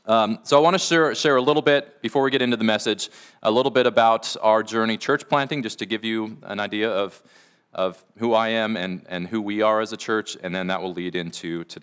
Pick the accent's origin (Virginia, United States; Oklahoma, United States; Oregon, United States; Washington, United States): Washington, United States; Stanwood; as we began feeling God calling us to come back up here to Washington, I grew up in the Stanwood area. That's home to me.